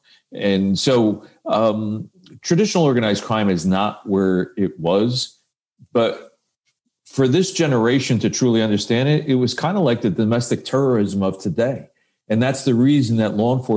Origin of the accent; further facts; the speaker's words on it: Paterson, New Jersey, United States; we were both from Patterson, New Jersey